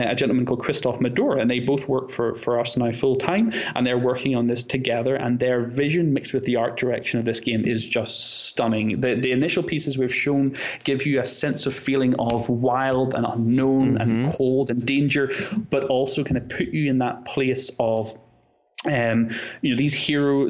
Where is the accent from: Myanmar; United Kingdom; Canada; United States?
United Kingdom; North Coast, Northern Ireland; I am from Northern Ireland, which is part of the UK